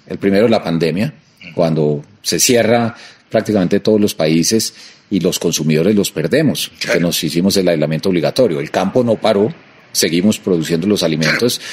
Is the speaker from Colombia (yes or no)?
yes; Colombia; como colombiano